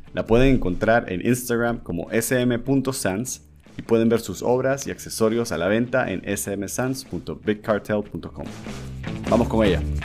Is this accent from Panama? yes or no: yes; Panama; Yo soy panameño, tengo 36 años